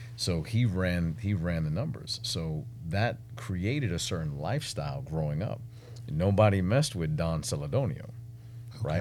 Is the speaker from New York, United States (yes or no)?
yes; New York City, New York, United States; moved away as an adult; also born or lived in Washington, D.C.; now in Texas, United States; I was no different than anyone else growing up in Brooklyn